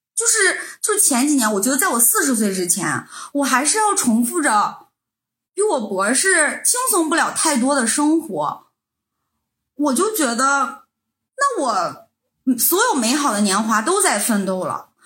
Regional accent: Northeast China, China; moved away as an adult; now in Europe; 因为我们来自东北

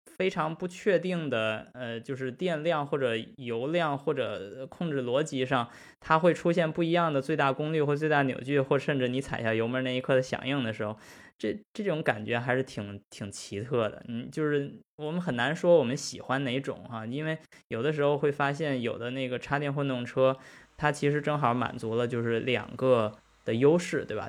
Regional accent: China; moved away; 因为我们是中国人，我们是中国汽车人

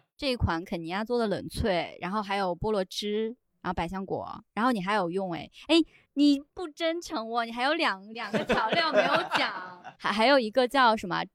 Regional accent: Taiwan; moved away; also born or lived in Canada / Australia; 我们台湾那边不是有古法红糖嘛

